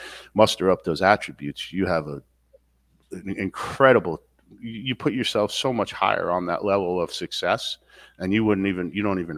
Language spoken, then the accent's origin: English; New York City, New York, United States; moved away as an adult; now in Upstate New York, United States; I grew up in Queens